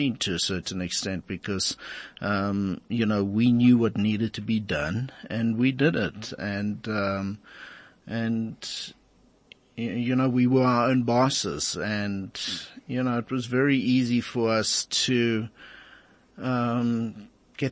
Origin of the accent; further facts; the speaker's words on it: South Africa; the culture that we grew up with in South Africa